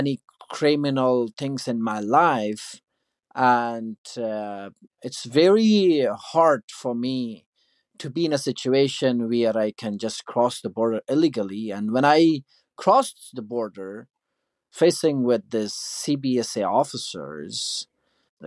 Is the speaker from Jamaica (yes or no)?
no; Afghanistan; moved away as an adult; also born or lived in United States; now in Canada; I'm from Afghanistan. I'm a refugee here in Canada.